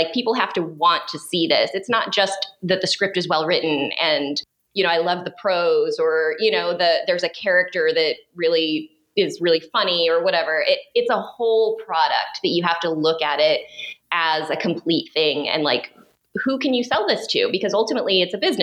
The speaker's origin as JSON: {"language": "English", "region": "Oregon", "country": "United States", "tie": "born or raised there", "moved": "as an adult", "lives_now": "Los Angeles, United States", "said": "I'm an Oregon kid. I grew up in Oregon and moved to LA a couple of decades ago"}